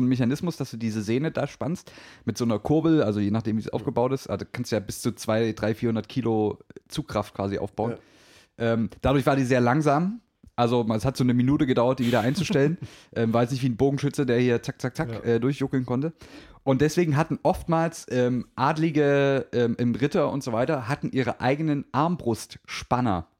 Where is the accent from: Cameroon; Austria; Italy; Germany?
Germany; als Deutsche